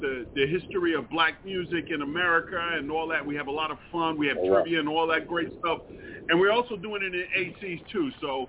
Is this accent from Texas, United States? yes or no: no; New York City, New York, United States; now in Delaware, United States; I'm calling from Delaware, just for you to know, I'm straight from Brooklyn.